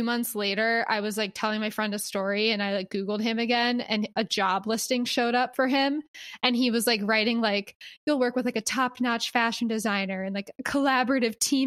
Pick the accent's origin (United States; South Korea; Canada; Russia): United States; Philadelphia, Pennsylvania; now in Los Angeles, United States; I was from Philly